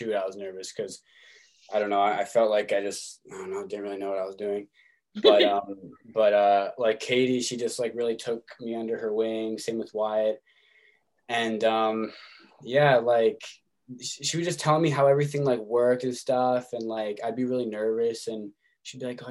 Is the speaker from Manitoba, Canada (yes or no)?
yes; Winnipeg, Manitoba, Canada; my hometown in Winnipeg